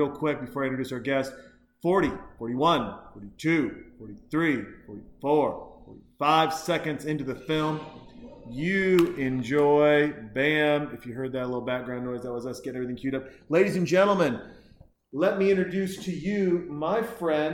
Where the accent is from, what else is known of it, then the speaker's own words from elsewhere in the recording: Montana, United States; I'm from Montana